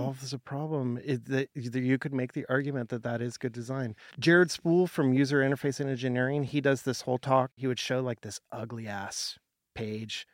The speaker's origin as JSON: {"language": "English", "town": "Portland", "country": "United States", "tie": "born or raised there", "said": "I worked in the film industry in Portland, my hometown"}